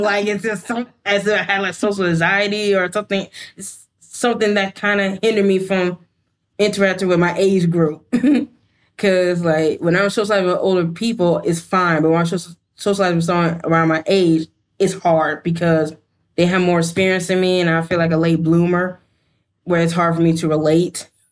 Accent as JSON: {"language": "English", "region": "Georgia", "country": "United States", "moved": "yes", "said": "I'm originally from Georgia"}